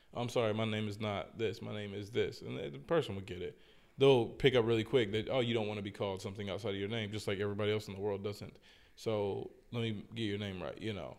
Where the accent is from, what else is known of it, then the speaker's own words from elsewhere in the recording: United States; moved away as an adult; I was raised in the States